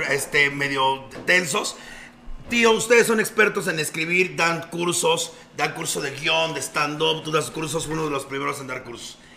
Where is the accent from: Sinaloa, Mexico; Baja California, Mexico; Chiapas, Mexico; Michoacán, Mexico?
Chiapas, Mexico; Tapachula; todo lo que es Chiapas, vengo de Tapachula y entre más mentaba madres, me hasta, me aventaban cosas al escenario.